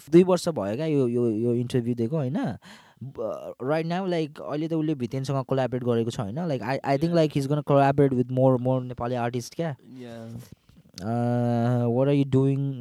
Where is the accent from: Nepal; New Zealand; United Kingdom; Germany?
Nepal; Kathmandu, Bagmati; I'm born and raised in Kathmandu, Soimbu.